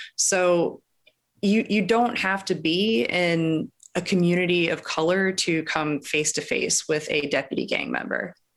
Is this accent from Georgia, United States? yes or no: no; Los Angeles, California, United States; I grew up in Los Angeles